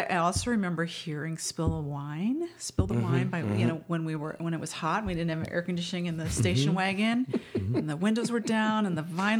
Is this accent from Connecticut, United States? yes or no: no; Arizona, United States; also born or lived in Traverse City, Michigan / upstate New York; I was born in Traverse City, Michigan, and raised in upstate New York till I was about 9, and then Arizona from there.